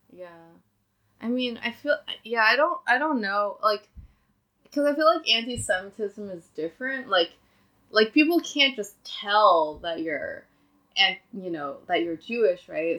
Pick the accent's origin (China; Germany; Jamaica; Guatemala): China; Nanjing, Jiangsu; moved away; also born or lived in Nebraska, United States; I'm from Nanjing, which is like another southern city in China